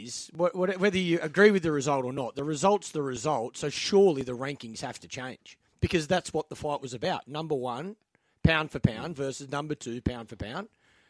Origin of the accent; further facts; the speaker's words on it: Australia; I'm Aussie.